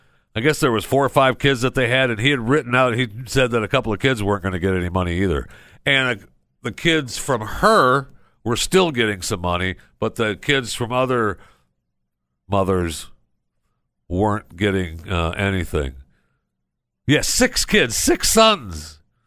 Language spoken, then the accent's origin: English; Michigan, United States; because I grew up in Michigan, and you know the farmers all sold their fruits and vegetables and stuff.